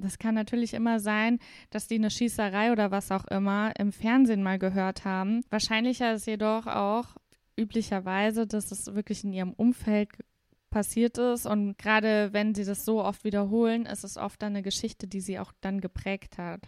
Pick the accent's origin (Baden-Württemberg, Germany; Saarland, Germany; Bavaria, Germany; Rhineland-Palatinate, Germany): Saarland, Germany; accent: Saarländisch Platt; wir sagen zu unserem Dialekt auch platt.